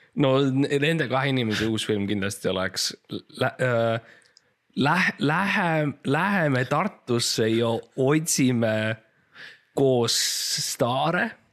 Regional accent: Estonia; ma olen eestlane

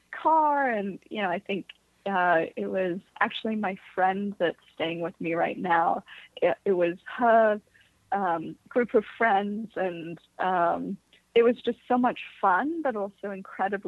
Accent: Bay Area, California, United States; also born or lived in London; I was born in London, but was raised in the Bay Area

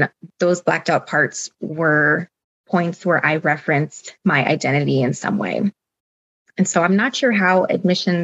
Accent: Southern California, United States; moved away as an adult; also born or lived in Boston; the Latina community that I was used to growing up in Southern California

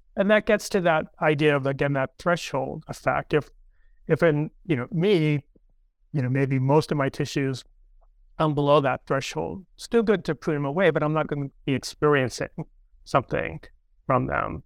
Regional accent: near Cape Cod, Massachusetts, United States; moved away; We grew up near Cape Cod in a little fishing town together

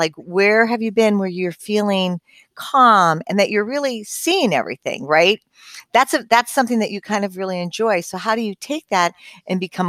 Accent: Southern California, United States; I was born and raised in Southern California.

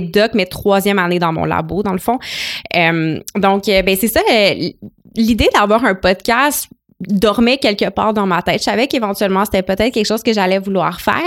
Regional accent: Gatineau, Quebec, Canada; born or raised there; moved away as an adult; also born or lived in Ottawa; now in Montreal, Canada

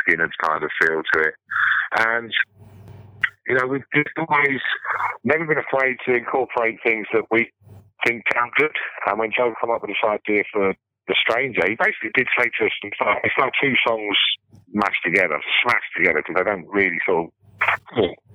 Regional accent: England, United Kingdom; being English

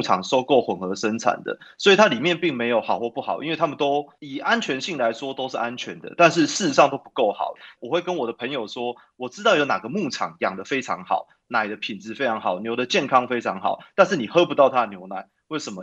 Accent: Taipei, Taiwan; 我从小是在台北长大

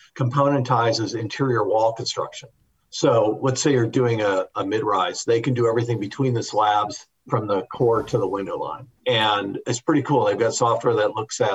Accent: Wisconsin, United States; I'm from Wisconsin

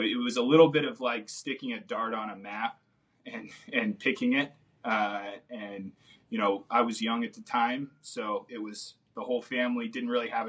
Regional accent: California, United States; born there; now in Kansas, United States; I'm a Kansas transplant. I was born in Southern California, mm-hmm. and my whole family moved here in 2001.

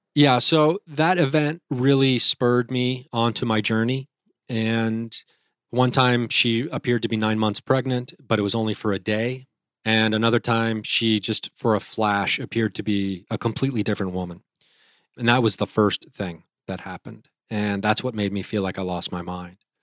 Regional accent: Dayton, Ohio, United States; I'm a comedian from Dayton, Ohio

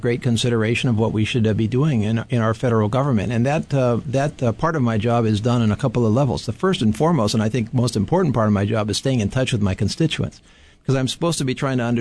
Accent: Hilo, Hawaii, United States; also born or lived in Waimea, Hawaii; I was born and raised in Hilo, in the territory of Hawaii

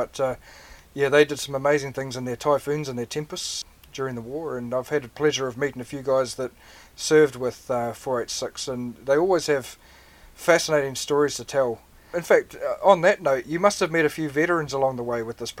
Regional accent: New Zealand

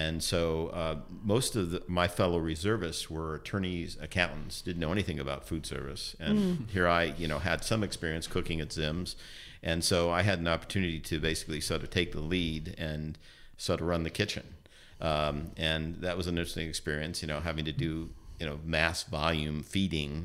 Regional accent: San Francisco, California, United States; I was born and raised in San Francisco.

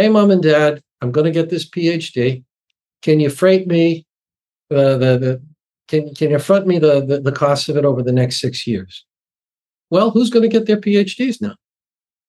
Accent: Massachusetts, United States; I speak from my hometown in Massachusetts

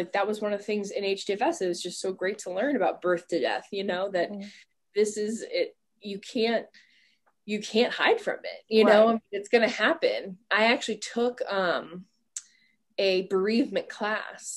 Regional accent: Ohio, United States; why should I not live in my hometown?

